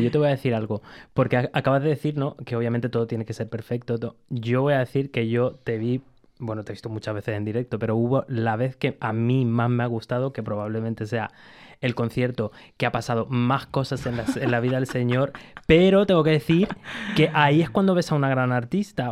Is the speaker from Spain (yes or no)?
yes; Gran Canaria, Canary Islands, Spain; moved away as an adult; adoptado, a canario, de Gran Canaria porque yo llegué a los cuatro años y me fui a los 18